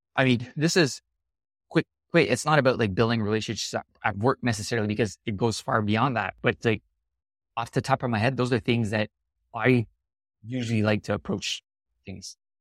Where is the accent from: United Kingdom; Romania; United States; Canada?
Canada; I'm really Canadian in my way of doing a lot of things